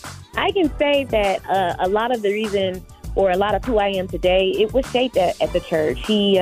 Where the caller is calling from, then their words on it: Detroit, Michigan, United States; Well, I am calling from Detroit, Michigan. I'm a church kid. I'm a church baby.